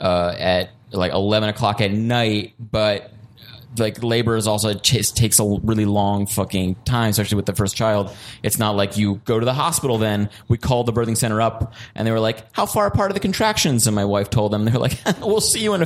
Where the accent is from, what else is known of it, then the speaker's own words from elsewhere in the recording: Woodstock, New York, United States; moved away as an adult; now in Germany; I grew up in Woodstock, New York, which is like a super hippie place